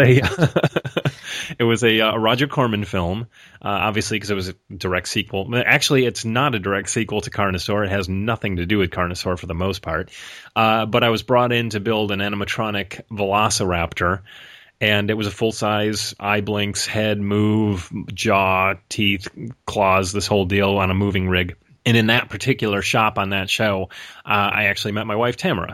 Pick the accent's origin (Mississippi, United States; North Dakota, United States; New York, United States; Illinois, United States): New York, United States; Rochester; also born or lived in Los Angeles; now in Portland, United States; I'm originally from Rochester, New York